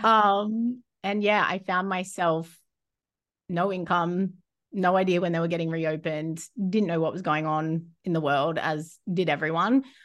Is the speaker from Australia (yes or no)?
yes; Rockhampton, Queensland, Australia; moved away as an adult; now in New Zealand; I'd only lived in Rocky since I moved there from a young age